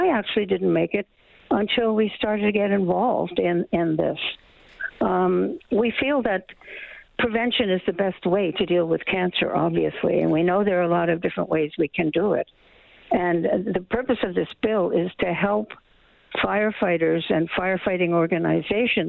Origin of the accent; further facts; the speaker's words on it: Nova Scotia, Canada; the hometown I grew up in Nova Scotia